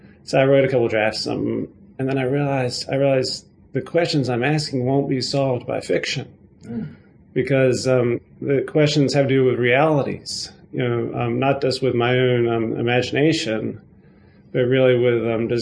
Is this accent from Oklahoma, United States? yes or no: no; North Carolina, United States; I'm from North Carolina